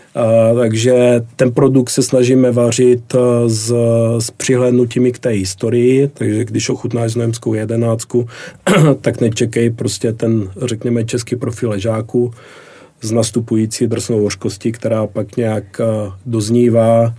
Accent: Brno, South Moravian Region, Czechia; pocházím z Brna

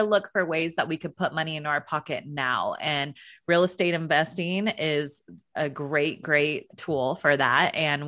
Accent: California, United States; I grew up in Northern California. I graduated from Sacramento State University

